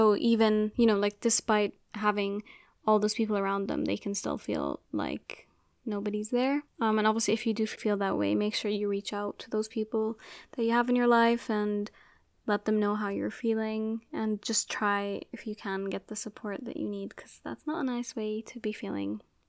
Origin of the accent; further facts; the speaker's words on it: Abu Dhabi, United Arab Emirates; So I grew up in Abu Dhabi and I went to an international school.